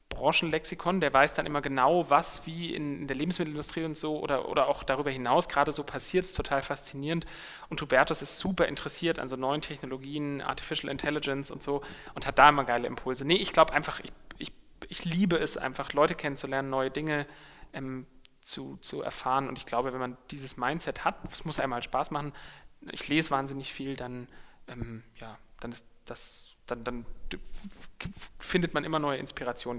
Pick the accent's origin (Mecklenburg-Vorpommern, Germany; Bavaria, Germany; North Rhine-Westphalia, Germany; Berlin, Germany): Bavaria, Germany; Munich; in meiner Heimatstadt